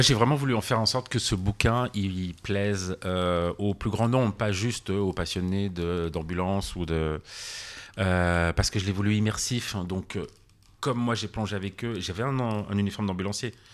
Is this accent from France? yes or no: yes; near Annecy on the border, Auvergne-Rhône-Alpes, France; also born or lived in Geneva / Paris; je suis franco-suisse. Je suis né en France, j'ai grandi en France, mais depuis à la frontière, ah. vers Annecy et et pas très loin